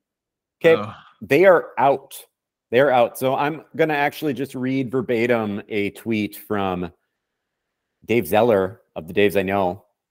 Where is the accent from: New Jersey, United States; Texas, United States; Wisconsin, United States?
Wisconsin, United States; Madison; Ford Madison, my hometown club.